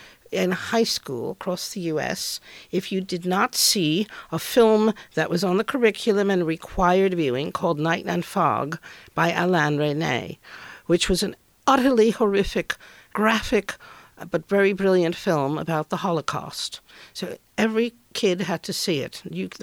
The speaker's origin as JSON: {"language": "English", "country": "United States", "tie": "born or raised there", "moved": "as an adult", "lives_now": "United Kingdom", "said": "when I was growing up in the U.S."}